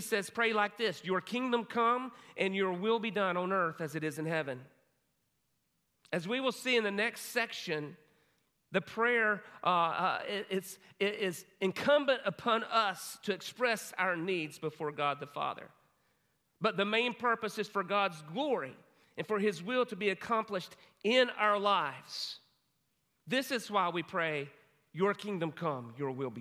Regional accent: Hudson, United States; my hometown, Hudson

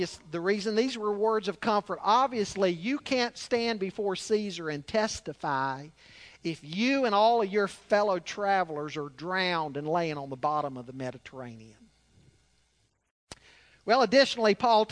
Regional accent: Charlotte, North Carolina, United States; growing up in Charlotte

